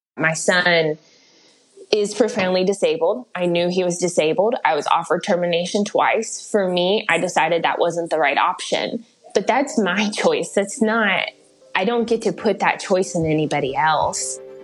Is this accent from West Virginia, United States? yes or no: yes; West Virginia, United States; I'm from West Virginia